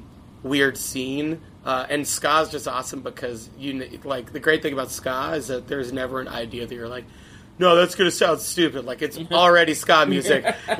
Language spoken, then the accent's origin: English; Long Island, New York, United States; Long yeah, Long Island was awesome for that.